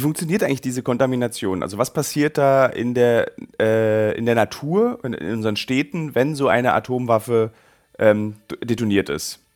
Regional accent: Berlin, Germany; Ich als Berliner

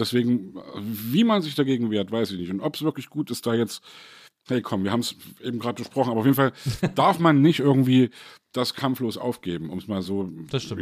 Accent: East Germany, Germany; als Ossi

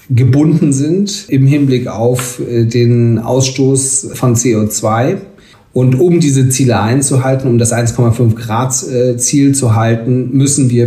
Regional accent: Schleswig-Holstein, Germany; aber in meinem Heimatland Schleswig-Holstein ähm, regieren wir jetzt seit mehreren Jahren in einer Jamaika-Koalition

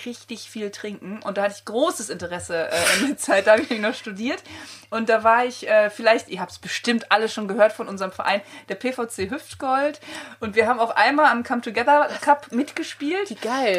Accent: countryside near Cologne, North Rhine-Westphalia, Germany; born or raised there

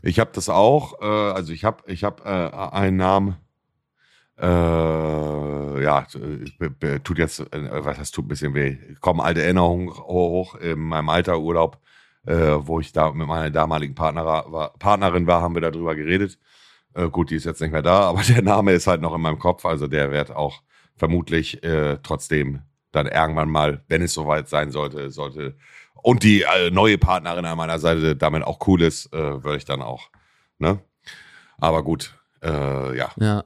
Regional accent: Buxtehude, Lower Saxony, Germany; ich komme auch aus Buxtehude

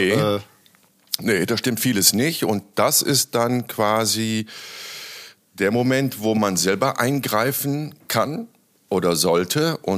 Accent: Bonn, North Rhine-Westphalia, Germany; Und ich bin ja Bonner. Ich habe da ja einen Großteil meines Lebens gelebt, bin da zur Welt gekommen und äh, ich mag die Stadt ja.

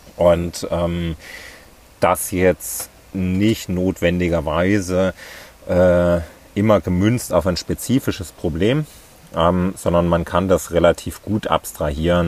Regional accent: near Ilmenau, Thuringia, Germany; moved away as an adult; also born or lived in Leipzig / Berlin; Ich bin in, äh, in Thüringen aufgewachsen, ähm, in der Nähe von Ilmenau.

